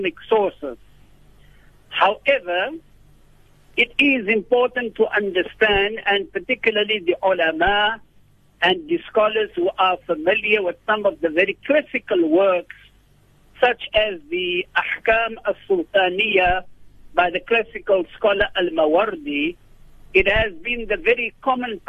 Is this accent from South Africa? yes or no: yes; South Africa; as South African citizens